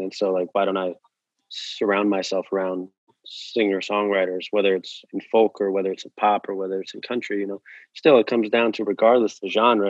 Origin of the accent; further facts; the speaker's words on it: New Jersey, United States; Yeah, so I grew up a bit in New Jersey.